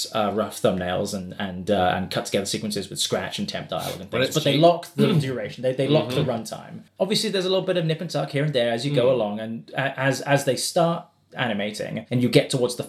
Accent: Des Moines, Iowa, United States; moved away; my hometown of Des Moines, Iowa

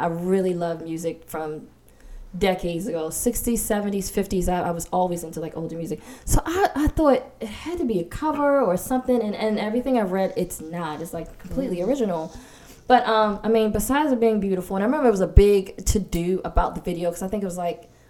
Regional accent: Baltimore, Maryland, United States; that resonated with me as a kid from Baltimore.

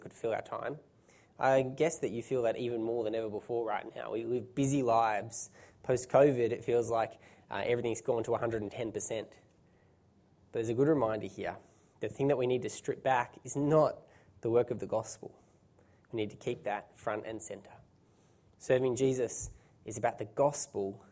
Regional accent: Australia; being Australian

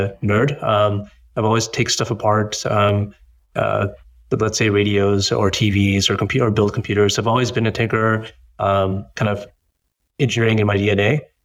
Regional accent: Boston, Massachusetts, United States; being like a first generation born in the US, I was born in the US, born in Boston

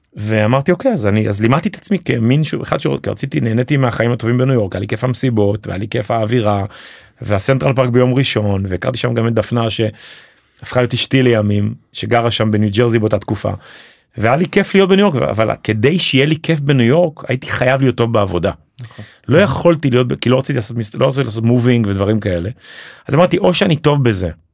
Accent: Jerusalem, Jerusalem District, Israel; moved away as an adult; also born or lived in New York; now in Ramat HaSharon, Israel; אני במקור ירושלמי

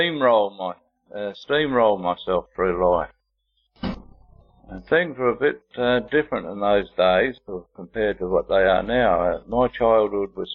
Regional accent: Sydney, New South Wales, Australia; I was born in Sydney to parents Yvonne and my father Don

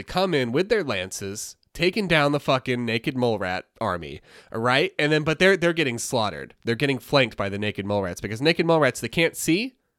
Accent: New York City, New York, United States; I'm from New York City, and life is a gray blur.

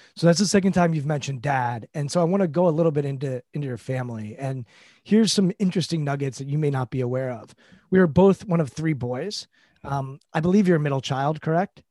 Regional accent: D.C., East Coast, United States; I grew up on the East Coast, uh, in, right outside Washington, D C

